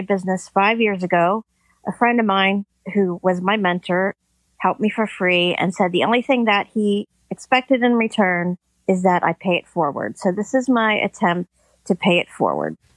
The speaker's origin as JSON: {"language": "English", "region": "Pennsylvania", "country": "United States", "said": "I am from Pennsylvania"}